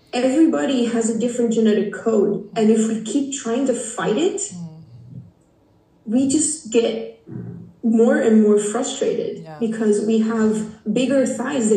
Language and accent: English; Portugal; English is a second language; I'm from Portugal. For those who don't know, Portugal is a small country in the west of Europe.